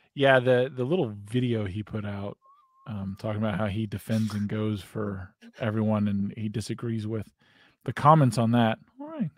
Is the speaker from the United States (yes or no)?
yes; United States; as an American, I'm I'm proud of being American. I love being an American.